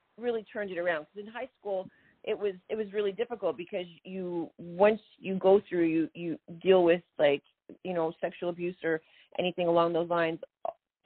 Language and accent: English; Canada; now in Atlanta, United States; I was a Canadian, the only Canadian on the American Gladiators and on that series